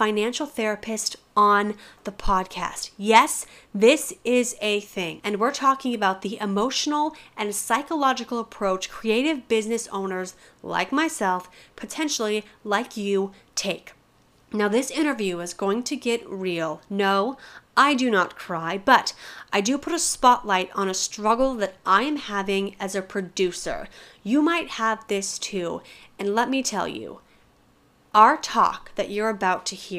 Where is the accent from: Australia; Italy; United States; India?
United States; Colorado; I'm from Colorado